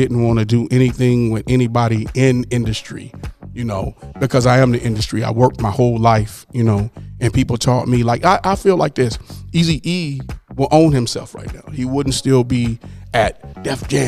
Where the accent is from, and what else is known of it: Pomona, California, United States; born or raised there; also born or lived in Dallas / Los Angeles